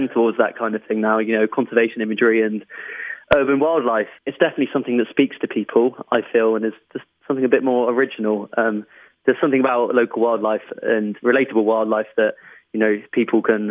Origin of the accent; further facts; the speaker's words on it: London, United Kingdom; I was brought up in London, so by default, that was the wildlife that I had around me